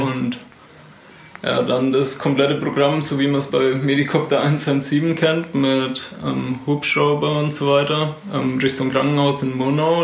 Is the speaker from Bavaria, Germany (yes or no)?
yes; Neunhof, Bavaria, Germany; ich komme aus Nonhof.